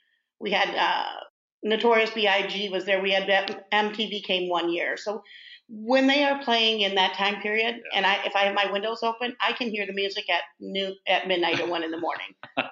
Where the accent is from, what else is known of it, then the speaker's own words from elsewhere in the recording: Madison, Wisconsin, United States; now in Lake Havasu City, United States; Well, I'm actually too old to have been born here since Lake Havasu's new. I was the youngest of six in Madison, Wisconsin.